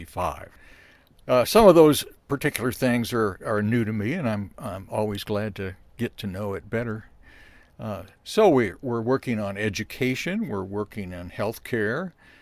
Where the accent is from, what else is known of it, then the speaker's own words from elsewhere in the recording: Columbia, Missouri, United States; And I grew up on South Garth.